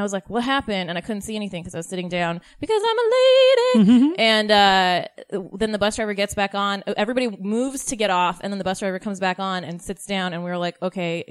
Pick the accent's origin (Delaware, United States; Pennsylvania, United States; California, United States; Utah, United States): Utah, United States; also born or lived in Lubbock, Texas; now in Los Angeles, United States; I was born in Texas. Ooh. But I grew up in Utah.